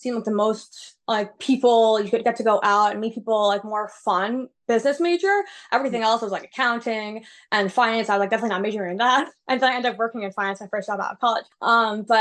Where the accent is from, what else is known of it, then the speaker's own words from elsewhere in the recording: New York City, New York, United States; I grew up in New York City